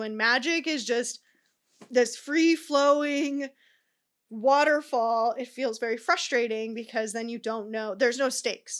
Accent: Tucson, Arizona, United States; now in Southern California, United States; I live in Cal, uh, Southern California, but I'm originally from Arizona.

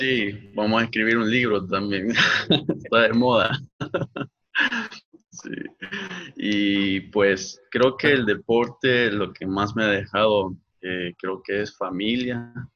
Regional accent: Ahuachapán, El Salvador; also born or lived in San Salvador / Santa Ana; Yo realmente soy nacido en San Salvador, viví en Aguachapán por muchos años y en el 2005 nos movimos a Santa Ana.

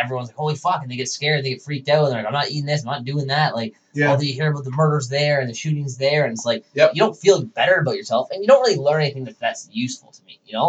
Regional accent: Toronto, Ontario, Canada; she's like, where are you from? I'm like, Toronto.

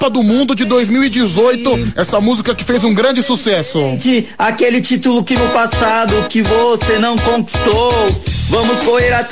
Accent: Brazil; eu como brasileiro, eu como patriota que sou, cara, já tô me sentindo já nas nuvens.

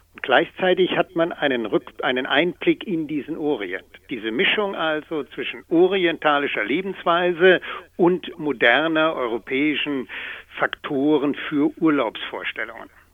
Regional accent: Germany; als Deutscher

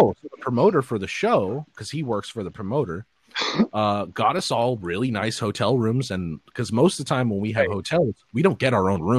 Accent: United States; as an American

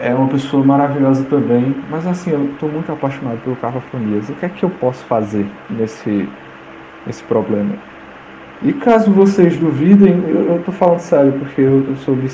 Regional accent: Olho d'Água das Flores, Alagoas, Brazil; sou de Olho d'Água das Flores, Alagoas.

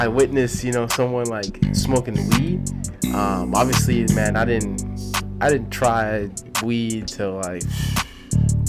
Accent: Coral Springs, Florida, United States; I grew up in Coral Springs, and I remember one time I was walking home from, I think it was middle school

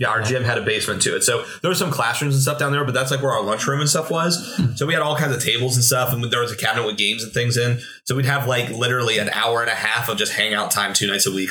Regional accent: Williamsport, Pennsylvania, United States; I'm from Williamsport area

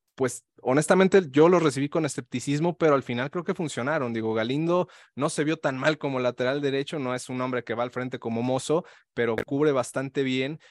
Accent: León, Guanajuato, Mexico; yo soy de León, Guanajuato

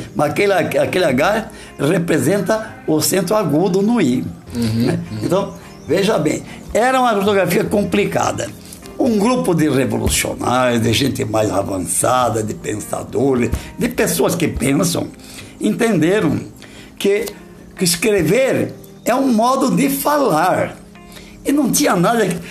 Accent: Brazil; accent: caipira; Eu tropicava, porque eu sou caipira

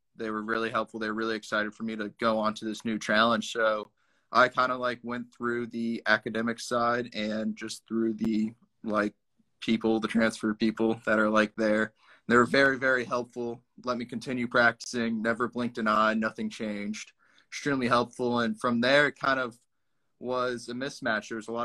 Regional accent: Fishers, Indiana, United States; moved away as an adult; now in Florida, United States; I'm originally from Fishers, Indiana.

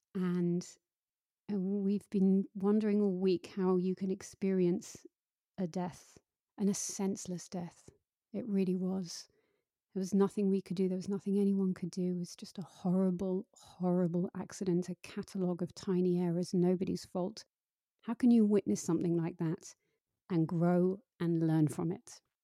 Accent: United Kingdom; I'm exceedingly British

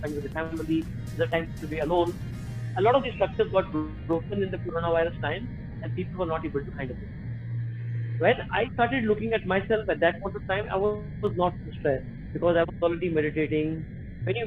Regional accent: India; moved away as an adult; also born or lived in Dehradun, India / Mumbai, India; now in Manila, Philippines; I am an Indian, and I was mostly in my childhood, I was raised in Dehradun and Mumbai.

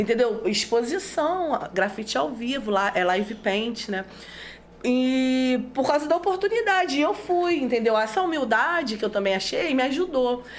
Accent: São Gonçalo, Rio de Janeiro, Brazil; meu bairro, que eu sou nascida, né? Eu nasci em Alcântara

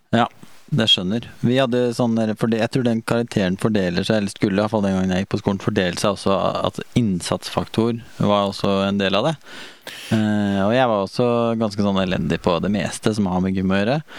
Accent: Sarpsborg, Østfold, Norway; moved away; hjemme i Sarp

